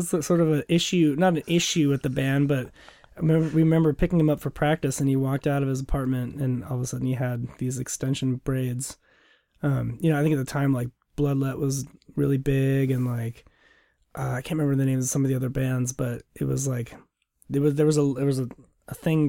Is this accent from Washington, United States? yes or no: yes; Lakewood, Washington, United States; Tacoma. I was born downtown Tacoma, and I grew up in Lakewood, just mm-hmm. south of Tacoma.